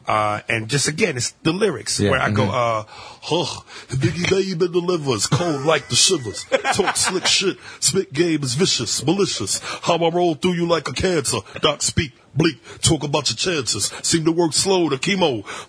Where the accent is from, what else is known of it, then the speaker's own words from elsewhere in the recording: New York, United States; you know, I'm from New York.